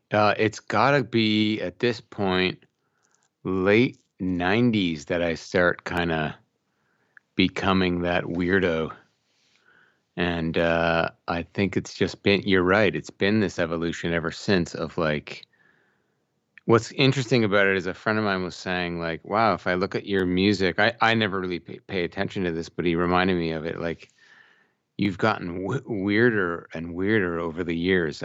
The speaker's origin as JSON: {"language": "English", "town": "Brampton", "region": "Ontario", "country": "Canada", "tie": "born or raised there", "moved": "as an adult", "lives_now": "Oakville, Canada", "said": "I grew up in this town called Brampton"}